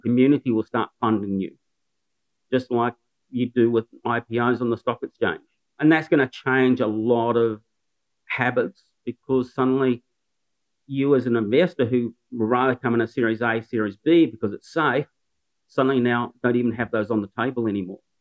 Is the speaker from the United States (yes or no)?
no; New Zealand; moved away as an adult; now in Newcastle, Australia; I'm a Kiwi